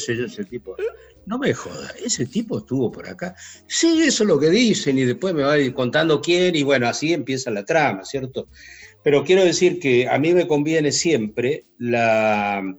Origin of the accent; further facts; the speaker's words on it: Río Gallegos, Santa Cruz, Argentina; Yo soy de Río Gallegos.